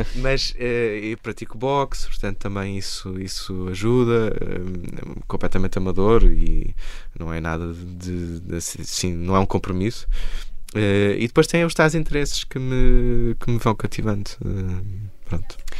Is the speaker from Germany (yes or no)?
no; Porto, Norte, Portugal; moved away as an adult; also born or lived in Lisbon; Eu saí do Porto aos 18 anos. Eu nasci em Lisboa, cresci no Porto